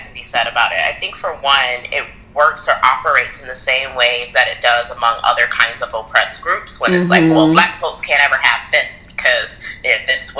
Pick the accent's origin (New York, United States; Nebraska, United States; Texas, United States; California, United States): New York, United States; Rochester; moved away as an adult; also born or lived in Stanford; now in Chicago, United States; I am also from Rochester, New York, which a lot of your fan base must know that you're from Rochester. And yeah, we grew up together since we were in what, second grade?